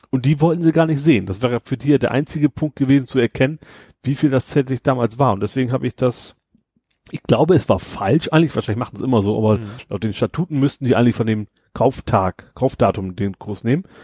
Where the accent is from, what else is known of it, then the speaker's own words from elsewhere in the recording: Lower Saxony, Germany; ich komme aus Friesland.